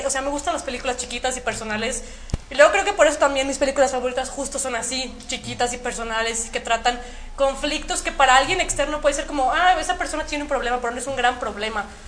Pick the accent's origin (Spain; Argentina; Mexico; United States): Mexico; Saltillo, Coahuila; Soy de Saltillo, Coahuila